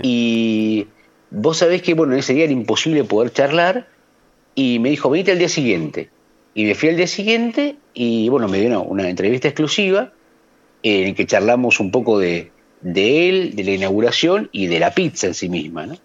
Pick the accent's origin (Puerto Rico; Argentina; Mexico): Argentina